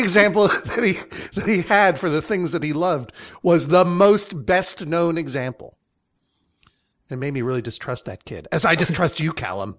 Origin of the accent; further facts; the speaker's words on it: Brookline, Massachusetts, United States; Weird only child growing up in Brookline, Massachusetts.